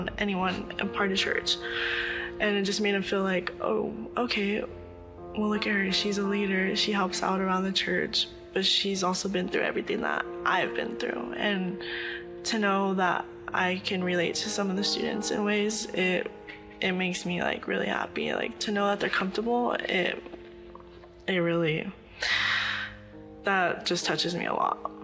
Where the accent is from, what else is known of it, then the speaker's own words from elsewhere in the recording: Oxnard, California, United States; I was born and raised in Oxnard, California.